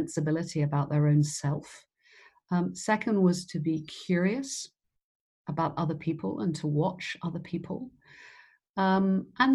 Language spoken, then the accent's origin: English; Cornwall, South West England, United Kingdom; moved away as an adult; also born or lived in Leeds; I grew up in Cornwall